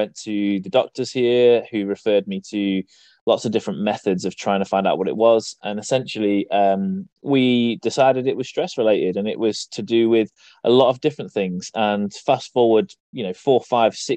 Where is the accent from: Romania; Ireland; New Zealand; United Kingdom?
United Kingdom; East Midlands; I'm from the East Midlands in the UK